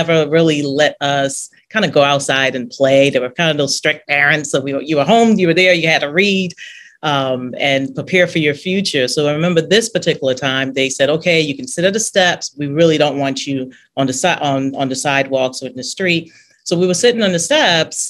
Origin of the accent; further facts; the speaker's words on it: Philadelphia, Pennsylvania, United States; moved away as an adult; also born or lived in Brooklyn, New York / Nigeria; now in New Orleans, United States; So the rest of my formative years, I was in Philadelphia